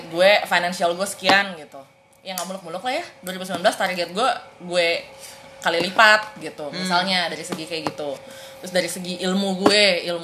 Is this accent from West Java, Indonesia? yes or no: yes; Bogor, West Java, Indonesia; Aku orang Bogor